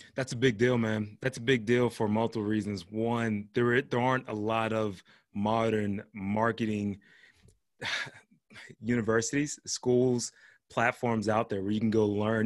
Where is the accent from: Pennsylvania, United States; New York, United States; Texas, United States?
Pennsylvania, United States; Pittsburgh; I was born and raised in Pittsburgh, but my whole family's from Georgia